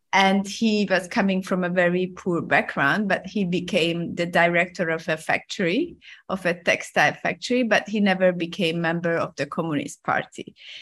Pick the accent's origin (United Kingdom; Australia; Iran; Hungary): Hungary; moved away as an adult; also born or lived in Rome, Italy; now in Hong Kong; I'm, I'm originally from Hungary